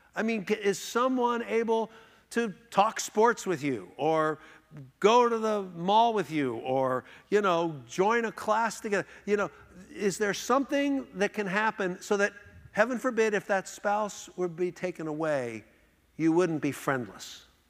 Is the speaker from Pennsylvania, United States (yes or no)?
yes; Philadelphia, Pennsylvania, United States; now in Houston, United States; we grew up here in Philadelphia.